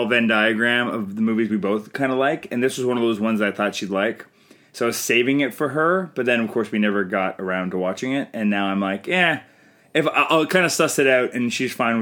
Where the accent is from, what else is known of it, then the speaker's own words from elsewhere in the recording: Canada; I'm Canadian filmmaker